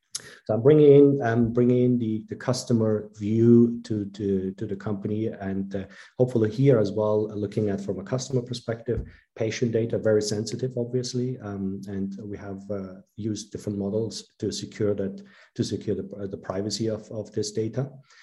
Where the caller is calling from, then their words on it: Basel, Basel-Stadt, Switzerland; I'm dialing in from Basel